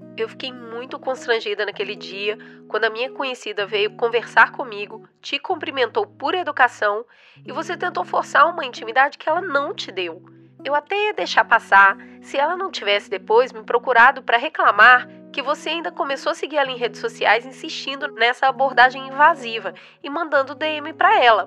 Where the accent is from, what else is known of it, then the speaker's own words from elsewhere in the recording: Cotia, São Paulo, Brazil; eu tenho 45 anos, eu sou de Cotia